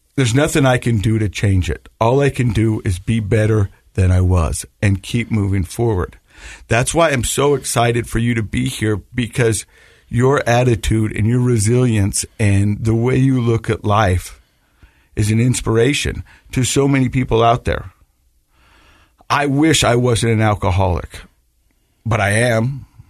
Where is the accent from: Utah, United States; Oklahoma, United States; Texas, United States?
Utah, United States; Ogden; I'm from Ogden